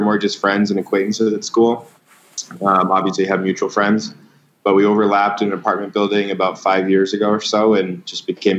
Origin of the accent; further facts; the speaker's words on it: Boston, Massachusetts, United States; I grew up in the Boston area.